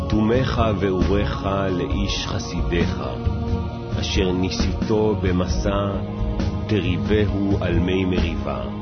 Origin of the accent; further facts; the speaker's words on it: Israel; יליד הארץ, אני יליד המדינה, אני לא נולדתי פה. אני, אבא שלי בא מפולין, אמא שלי באה מעיראק, שני אנשים שלא קשורים בשום צורה אחד לשני באו, ו- ואני נולדתי פה.